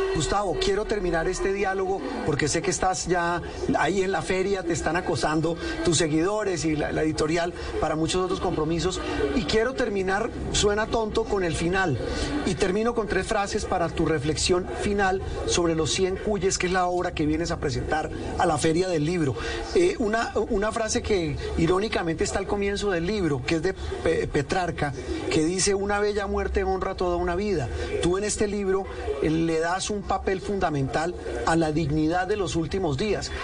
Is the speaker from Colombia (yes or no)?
yes; Colombia; como decimos coloquialmente en Colombia